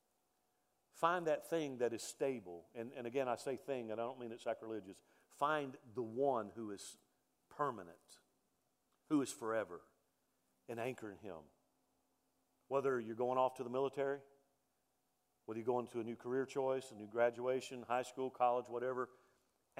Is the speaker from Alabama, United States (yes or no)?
yes; Mobile, Alabama, United States; also born or lived in Texas; now in Cleburne, United States; I grew up on the Gulf Coast in Mobile, Alabama